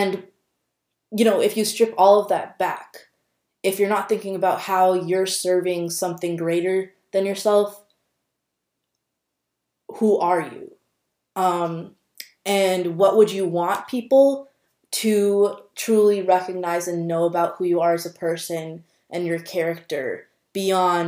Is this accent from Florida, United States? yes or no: no; Minnesota, United States; me being born and raised in Minnesota